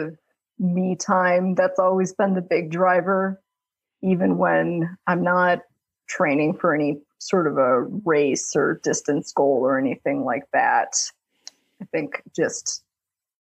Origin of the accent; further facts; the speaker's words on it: Illinois, United States; moved away as an adult; also born or lived in Maryland; am born and raised in Illinois